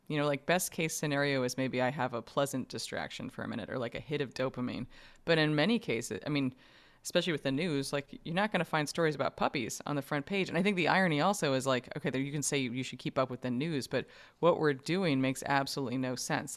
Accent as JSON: {"language": "English", "region": "New York", "country": "United States", "tie": "born or raised there", "said": "I grew up in New York"}